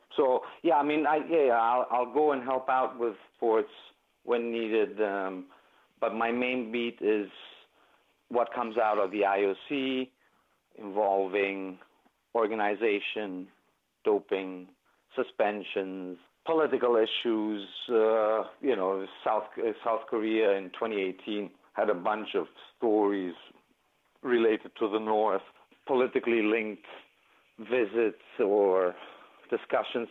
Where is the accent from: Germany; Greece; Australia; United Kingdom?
Greece; they were in my home country